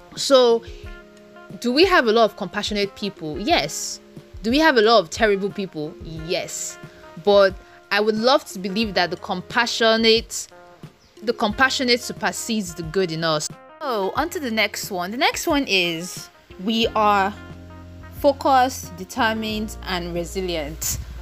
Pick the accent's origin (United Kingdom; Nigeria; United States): Nigeria; I live in Nigeria and I am from Nigeria